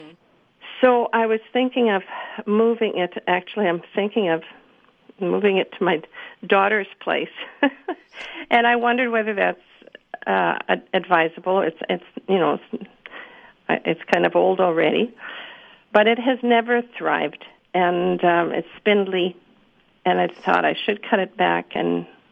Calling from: Winnipeg, Manitoba, Canada

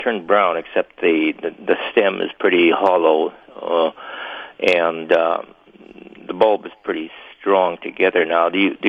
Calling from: Erickson, Manitoba, Canada; I'm calling here from Erickson, Manitoba

